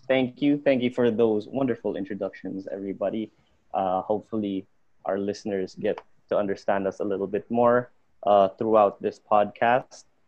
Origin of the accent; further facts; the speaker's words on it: Bacolod, Negros Island Region, Philippines; also from Bacolod